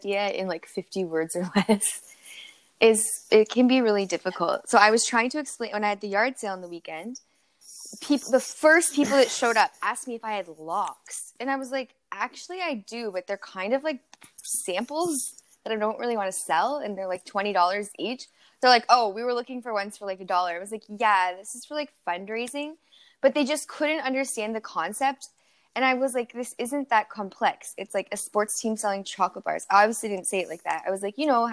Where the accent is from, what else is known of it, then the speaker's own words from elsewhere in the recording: Canada; growing up in Canada